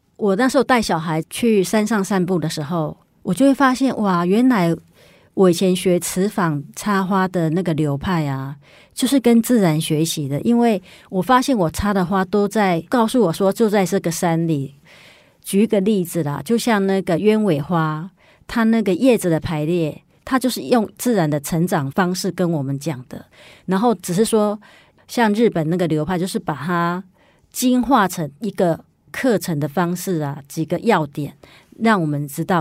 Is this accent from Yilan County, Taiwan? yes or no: yes; Yilan County, Taiwan; moved away; 我回宜兰的时候呢，因为我是宜兰人嘛，然后有时候会回去看爸， 爸爸妈妈